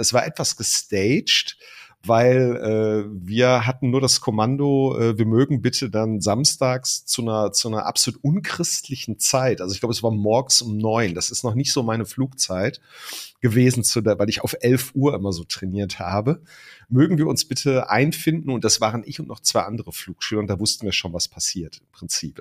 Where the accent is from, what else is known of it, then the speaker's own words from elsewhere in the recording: Ruhr area, North Rhine-Westphalia, Germany; wie man das bei uns im Ruhrpott sagt